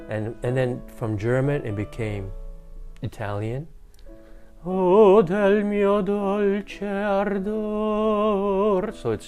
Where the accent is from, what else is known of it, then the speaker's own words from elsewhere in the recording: Tokyo, Japan; I was born in Tokyo.